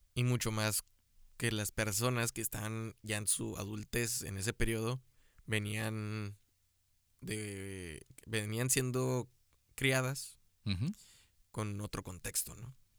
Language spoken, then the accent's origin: Spanish; Mexico